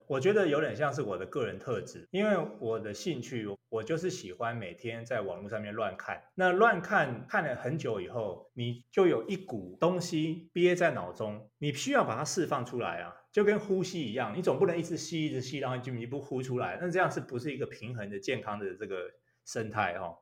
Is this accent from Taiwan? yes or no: yes; Taiwan; also born or lived in Taipei; now in Taichung, Taiwan; 我那时候在国外念大学，回到台湾